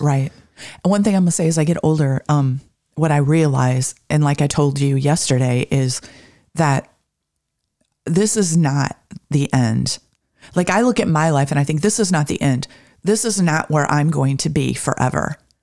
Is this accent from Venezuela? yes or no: no; Michigan, United States; growing up in Michigan